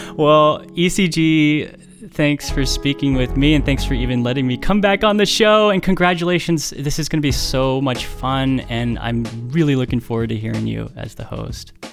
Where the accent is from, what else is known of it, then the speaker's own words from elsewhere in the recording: Bay Area, California, United States; you, like me, are somebody who grew up in the Bay Area, were raised in the Bay